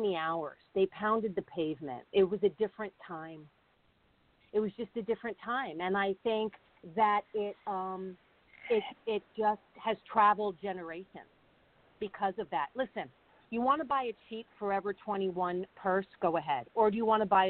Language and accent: English; Long Island, New York, United States; also born or lived in Connecticut; I grew up in Long Island